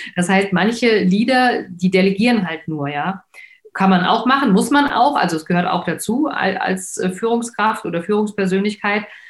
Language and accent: German; Frankfurt, Hesse, Germany; ich komme ja aus Frankfurt, ähm, Nied